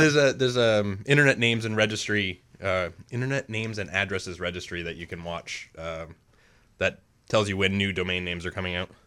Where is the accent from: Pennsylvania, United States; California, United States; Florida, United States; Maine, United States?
Maine, United States; I've lived in Maine, um, almost my entire life